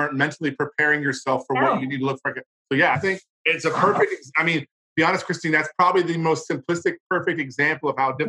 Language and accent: English; Hawaii, United States; I grew up in Hawaii as a kid. My dad was in the Navy and then I was stationed in Hawaii.